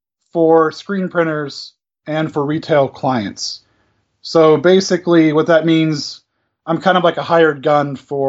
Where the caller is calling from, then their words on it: Aiken, South Carolina, United States; I'm calling from Aiken, South Carolina in the United States.